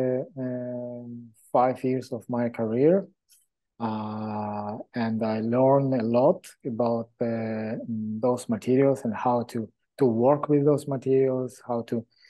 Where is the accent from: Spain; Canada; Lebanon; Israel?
Israel; moved away as an adult; also born or lived in Moscow, Russia / Hong Kong / China; I was born many years ago in Moscow, Russia, in period of Soviet Union. And then when that country collapsed, my family moved to Israel. I grew up in Israel